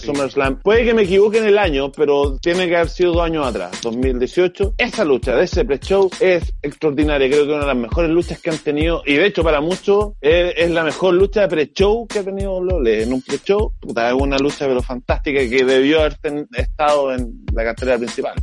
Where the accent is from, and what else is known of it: Chile